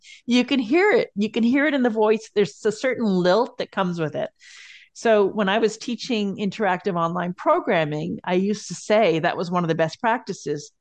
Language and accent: English; Montreal, Quebec, Canada; moved away; also born or lived in Kingston / Winnipeg / Colorado Springs / Germany; I grew up in Montreal